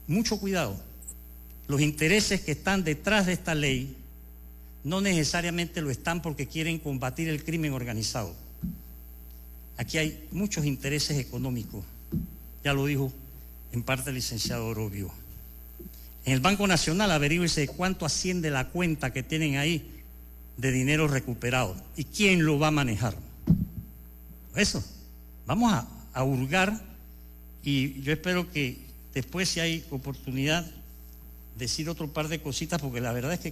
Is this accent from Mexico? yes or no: no; Panama; Aquí los mejores actores para acabar con el crimen organizado somos los ciudadanos panameños.